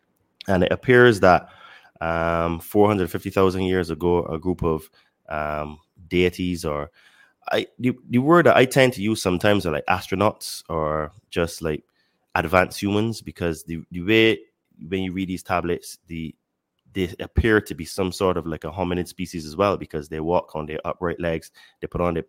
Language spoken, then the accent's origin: English; Barbados; now in Mexico; I live in Mexico, but I'm originally from Barbados.